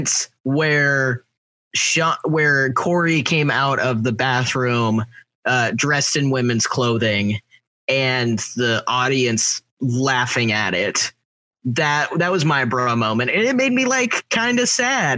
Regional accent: Kansas, United States; I'm from Kansas, like people think I'm from the South

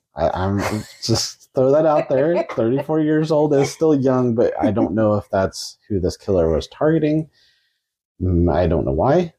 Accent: Kansas, United States; We're from Kansas

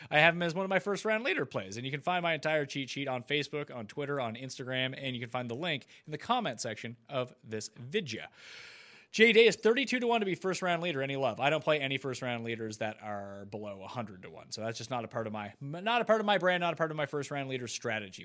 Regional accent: Canada; I'm Canadian

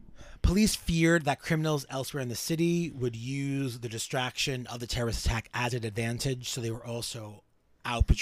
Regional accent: New York City, New York, United States; I'm from Williamsburg, Brooklyn. When I was a young kid, before 2001, Williamsburg was kind of a you know, abandoned place

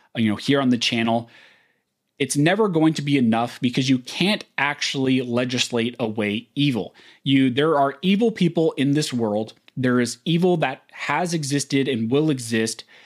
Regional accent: California, United States; I'm born and raised in California. I still live in California.

